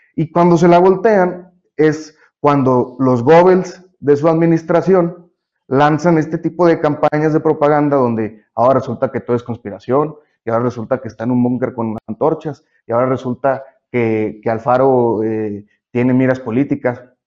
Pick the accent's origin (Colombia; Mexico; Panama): Mexico; como mexicanos